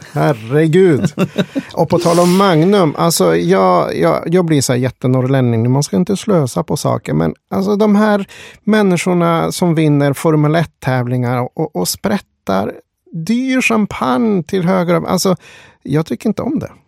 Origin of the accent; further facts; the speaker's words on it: Sweden; Svenne som man är